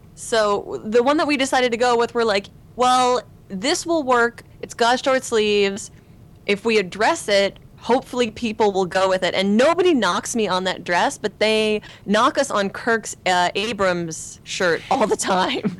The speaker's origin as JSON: {"language": "English", "town": "Stratford", "region": "Ontario", "country": "Canada", "tie": "born or raised there", "moved": "as an adult", "lives_now": "Los Angeles, United States", "said": "I'm in Los Angeles and in the United States 'cause I'm Canadian"}